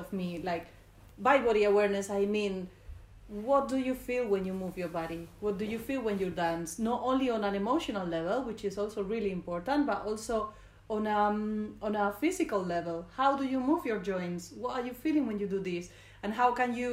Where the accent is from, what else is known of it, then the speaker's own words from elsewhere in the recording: Spain; English is a second language; moved away as an adult; now in London, United Kingdom; I'm from Spain